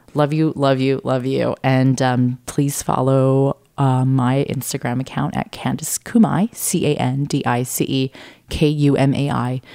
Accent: San Diego, California, United States; I grew up in San Diego

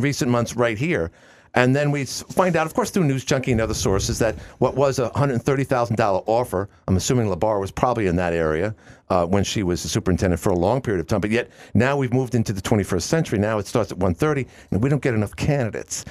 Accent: New York City, New York, United States; moved away; we're both from Queens

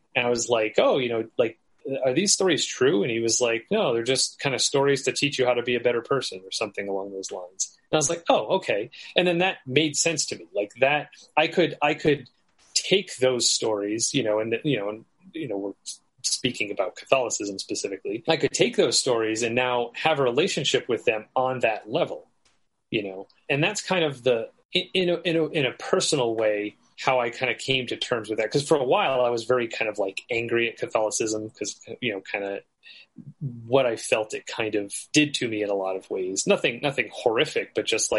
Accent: United States; as an American

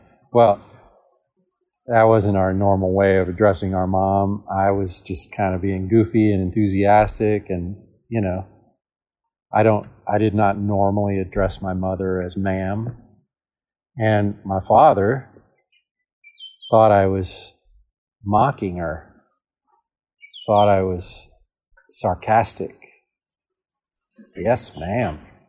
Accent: United States; As an American, I think I need to remind myself, Jesus is not an American.

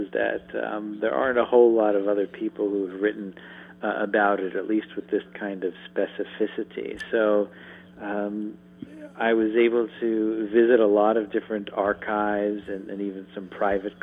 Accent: suburban Maryland, United States; moved away as an adult; also born or lived in New York City, United States; now in Harrisonburg, United States; I was born in New York to New Yorkers, but was mostly reared in suburban Maryland, but returned to New York for graduate school

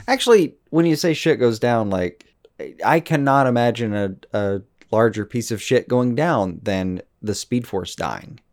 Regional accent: United States; growing up deeply, uh, American

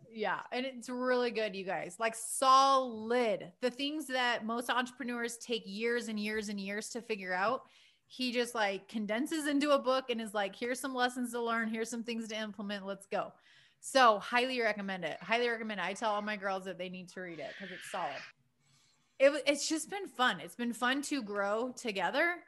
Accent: Prescott, Arizona, United States; growing up in Prescott, Arizona on the weekends

